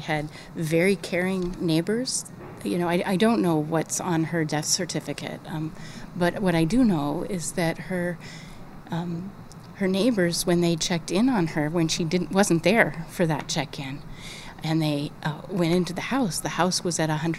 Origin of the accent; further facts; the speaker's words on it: Colorado, United States; moved away as an adult; now in Phoenix, United States; So I grew up in Colorado, and so I've always loved the outdoors.